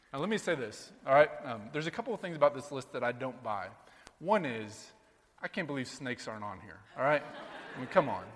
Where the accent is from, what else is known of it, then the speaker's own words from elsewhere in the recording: Sheraton, Iowa, United States; now in New York, United States; growing up in Sheraton, Iowa, all the good old times back in rural Iowa growing up